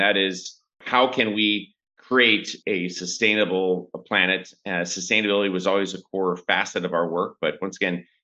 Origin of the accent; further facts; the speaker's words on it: St. Louis, Missouri, United States; moved away as an adult; also born or lived in China; now in Bangkok, Thailand; I grew up in St. Louis in a kind of blue collar family